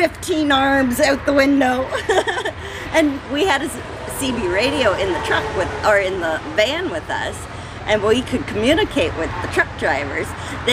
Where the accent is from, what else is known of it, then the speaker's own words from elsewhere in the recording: Ingersoll, Ontario, Canada; I'm from Ingersoll, Ontario, Canada.